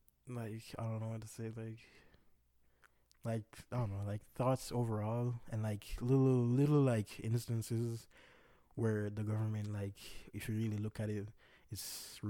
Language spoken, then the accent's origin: English; Jamaica; Yes, I'm Jamaican.